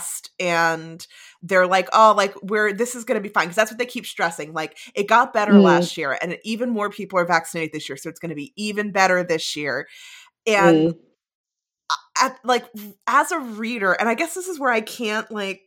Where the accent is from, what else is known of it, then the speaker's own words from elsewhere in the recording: New Jersey, United States; moved away as an adult; also born or lived in New York City area; now in Boston area, United States; I grew up in New Jersey